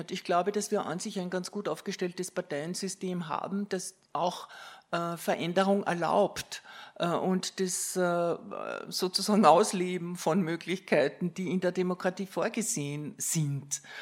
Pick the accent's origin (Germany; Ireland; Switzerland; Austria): Austria; ich komme aus Österreich, aus dem Nachbarland